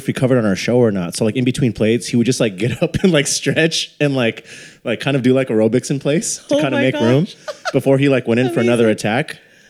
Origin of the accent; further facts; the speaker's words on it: Elk Grove, California, United States; now in San Francisco Bay Area, United States; We had one in Sacramento growing up in Elk Grove.